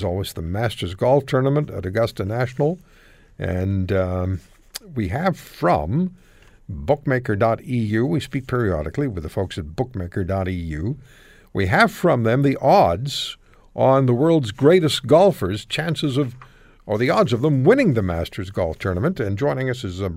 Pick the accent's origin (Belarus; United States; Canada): Canada; Montreal, Quebec; I was from Montreal.